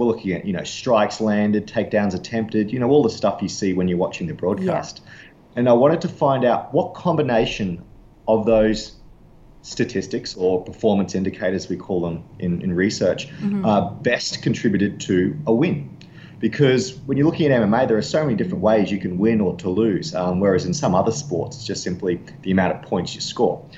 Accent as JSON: {"language": "English", "country": "Australia", "tie": "born or raised there", "said": "growing up in Australia"}